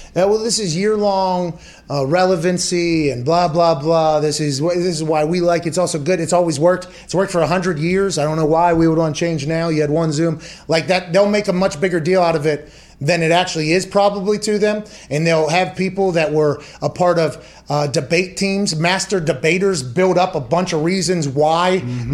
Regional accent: Pittsburgh, Pennsylvania, United States; I come from Pittsburgh

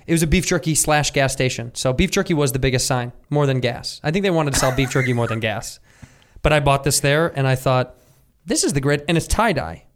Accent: Chicago, Illinois, United States; When I was a youth, I grew up in Chicago

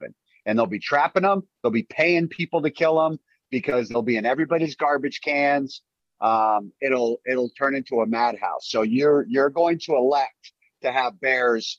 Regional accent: Maine, United States; I've even shot a bear in my home state

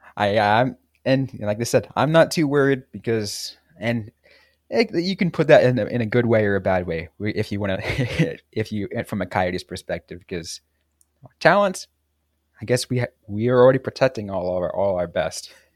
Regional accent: San Jose, California, United States; I grew up in San Jose

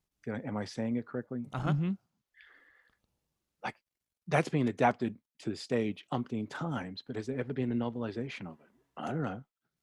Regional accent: Australia; also born or lived in United States; now in Brooklyn, United States; I'm calling from Brooklyn. I'm also an Aussie as well as an American

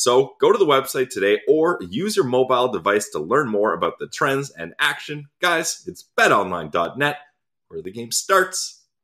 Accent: Ottawa, Ontario, Canada; now in Winnipeg, Canada; My hometown will and for always will be Ottawa.

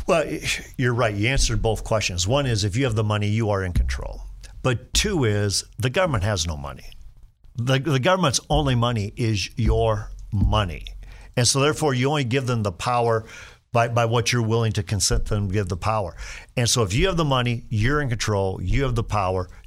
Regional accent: Sheldon, Iowa, United States; I was a high school principal in Sheldon. That's my hometown, rural Iowa

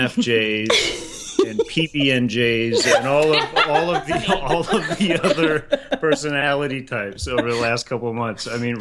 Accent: Lancaster County, Pennsylvania, United States; I grew up in Lancaster County in Pennsylvania, which is just an absolutely beautiful county and beautiful area.

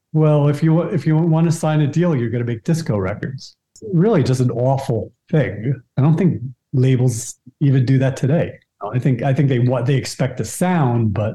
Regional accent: New York City, New York, United States; as a New Yorker

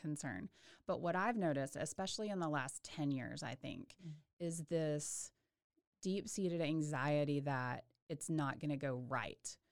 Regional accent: Waco, Texas, United States; also born or lived in Houston / Birmingham, Alabama; I am a local girl. I grew up in Waco, um, graduated from Lorena High School

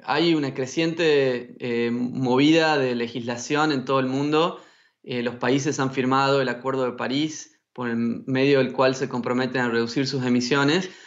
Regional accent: Tucumán, Argentina; moved away; also born or lived in China; nacido y criado en Tucumán, que es un lugar con muchos bosques en el norte de Argentina.

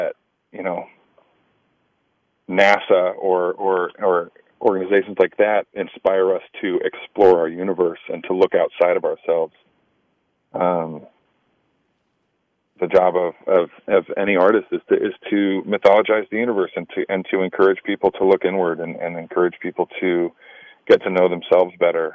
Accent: Sacramento, California, United States; moved away as an adult; also born or lived in Los Angeles, California / Chicago, Illinois / New York; I grew up in Sacramento, California.

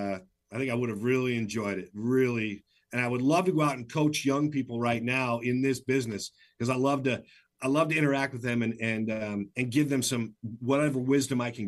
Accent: Michigan, United States; moved away as an adult; also born or lived in Flint, Michigan; now in Seattle, United States; I worked, you know, in Flint, Michigan for 4 years because I grew up in Michigan

